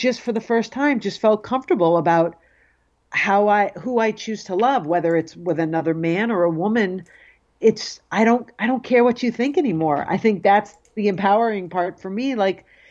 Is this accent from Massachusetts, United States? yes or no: yes; Cape Cod, Massachusetts, United States; growing up on Cape Cod, I was also fearful of people knowing I was Jewish.